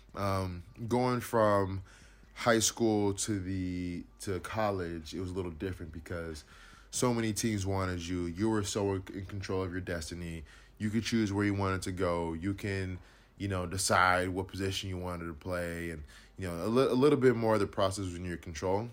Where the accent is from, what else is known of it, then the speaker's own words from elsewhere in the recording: Inland Empire, California, United States; growing up in the Inland Empire